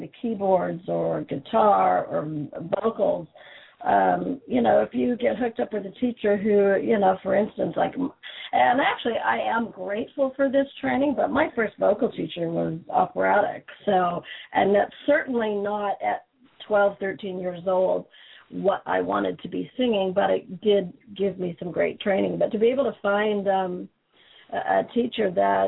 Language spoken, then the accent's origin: English; Edmonton, Alberta, Canada; moved away as an adult; also born or lived in Calgary / Lethbridge / Red Deer; now in California, United States; I was born in Edmonton, and I lived in Calgary for a lot of years, Lethbridge, Red Deer